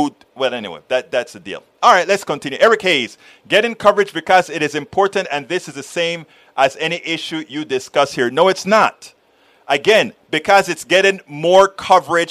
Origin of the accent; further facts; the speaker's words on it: Panama; I'm from Panama, Central America